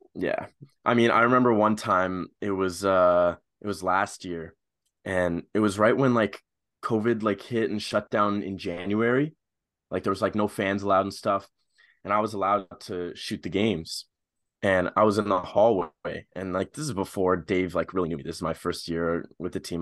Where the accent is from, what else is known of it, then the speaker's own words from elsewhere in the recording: Ottawa, Ontario, Canada; I'm from Ottawa